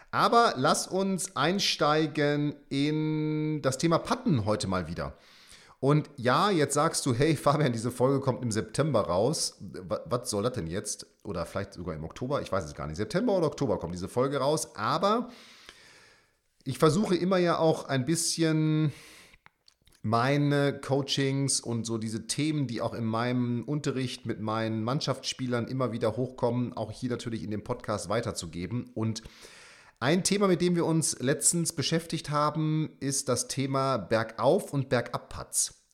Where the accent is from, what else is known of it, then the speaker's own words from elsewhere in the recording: St. Leon-Rot, Baden-Württemberg, Germany; in meiner alten Heimat äh, St. Leon Roth in Heidelberg